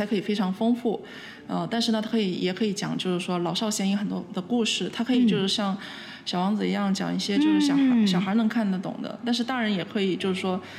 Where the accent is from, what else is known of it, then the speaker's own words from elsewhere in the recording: Guangzhou, Guangdong, China; now in Montreal, Canada; 呃，我是呃我的家来自呃广州。对，